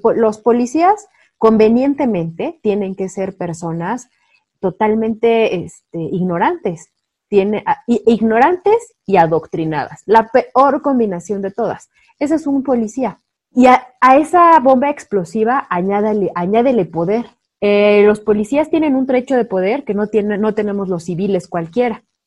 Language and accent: Spanish; Mexico